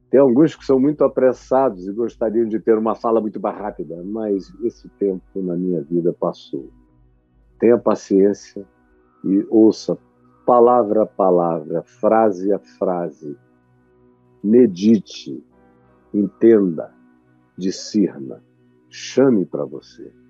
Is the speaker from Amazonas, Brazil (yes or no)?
yes; Manaus, Amazonas, Brazil; gente nos ouvindo da minha terra, em Manaus, no Amazonas